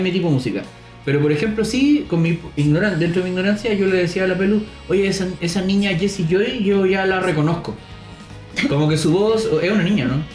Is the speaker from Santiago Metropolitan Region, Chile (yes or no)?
no; Los Ángeles, Biobío, Chile; moved away; nací en Los Ángeles, una ciudad de mierda